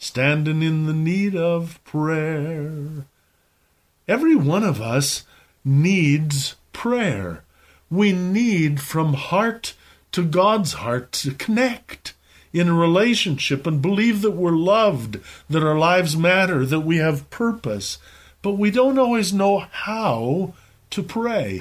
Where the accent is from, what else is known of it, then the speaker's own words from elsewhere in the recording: Belmond, Iowa, United States; When I was a boy growing up in Belmont, Iowa